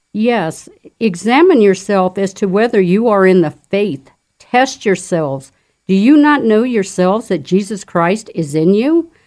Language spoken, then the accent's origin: English; Fountain, Colorado, United States; I am a native of Colorado. I grew up in Fountain